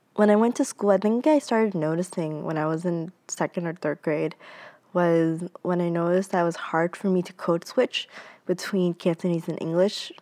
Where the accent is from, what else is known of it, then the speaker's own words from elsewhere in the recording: Boston, Massachusetts, United States; I was born and raised in Boston